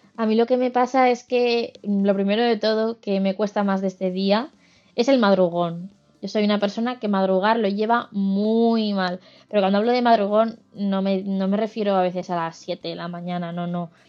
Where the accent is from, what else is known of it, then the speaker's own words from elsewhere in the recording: Aragon, Spain; moved away; Yo como aragonesa de nacimiento y de corazón